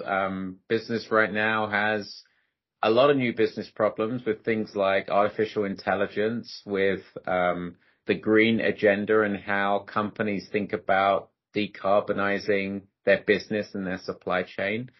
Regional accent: London, United Kingdom; moved away as an adult; also born or lived in Delhi, India; now in United States; I'm Indian as well from Delhi, grew up in London, been living in the US for the last 21 years

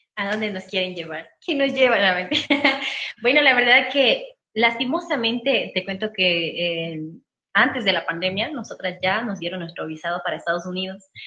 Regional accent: Ecuador

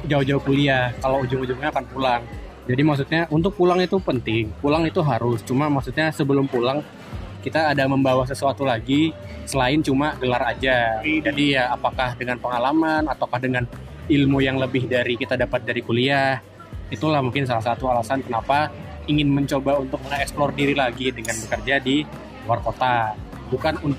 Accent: Jakarta, Indonesia; born there; apalagi gue dari lahir di Jakarta

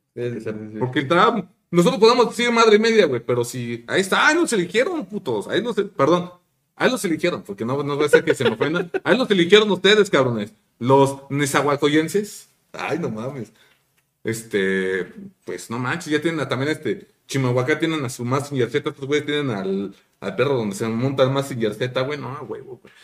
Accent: Mexico; como mexicano

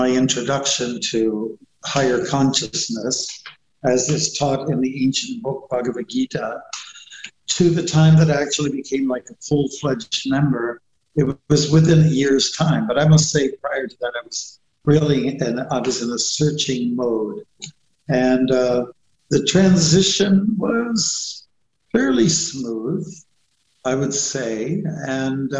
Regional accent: Chatham, Ontario, Canada; I'm from Southern Ontario. I was born in Chatham, along the Thames River, in a hospital

